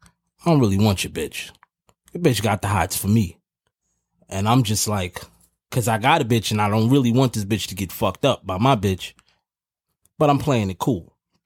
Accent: New York City, New York, United States; I'm from Harlem for real, too.

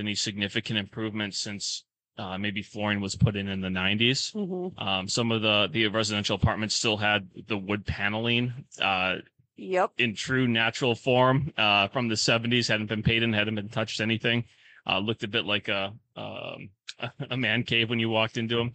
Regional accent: Sauk Prairie, Wisconsin, United States; also born or lived in St. Paul, Minnesota; now in Menomonie, United States; where I grew up in Sauk Prairie

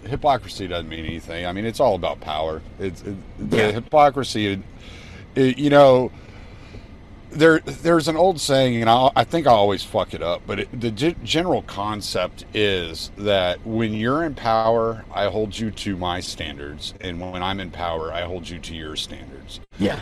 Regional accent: the South, United States; I'm from the South, so I'm related to so many of these people.

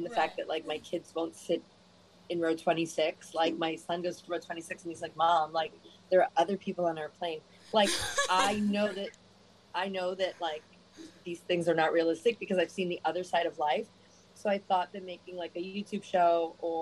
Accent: New York City, New York, United States; also born or lived in Manhattan, New York / Miami, Florida; I grew up in Brooklyn. I'm like a real New Yorker, not like a transplant

